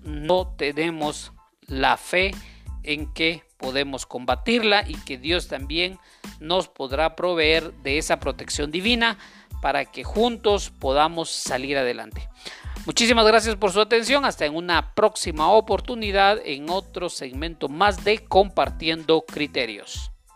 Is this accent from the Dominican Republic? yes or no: no; Guatemala; sigamos adelante como guatemaltecos